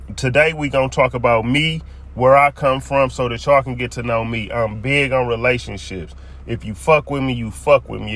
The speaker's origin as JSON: {"language": "English", "town": "Milwaukee", "region": "Wisconsin", "country": "United States", "moved": "as an adult", "lives_now": "Phoenix, United States", "said": "I'm originally from Milwaukee, Wisconsin"}